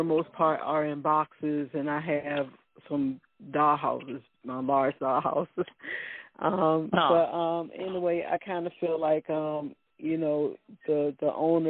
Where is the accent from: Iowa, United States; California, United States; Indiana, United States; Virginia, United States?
Virginia, United States; Let's start with a V, like in Virginia, and I am from Virginia.